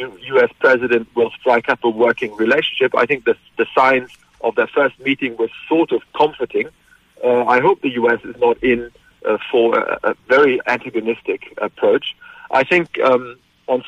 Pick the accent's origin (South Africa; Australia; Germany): Germany; moved away as an adult; now in Glasgow, United Kingdom; I come from a country, you were introducing me as somebody who's based in the United Kingdom, but I grew up in Germany